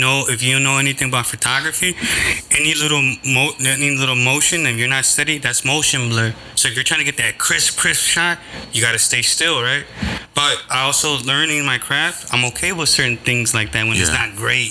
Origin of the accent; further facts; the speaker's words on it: Chicago, Illinois, United States; I'm from Chicago